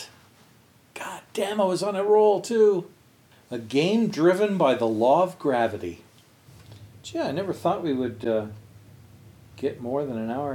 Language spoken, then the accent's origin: English; town near Laval Island, Montreal area, Quebec, Canada; my hometown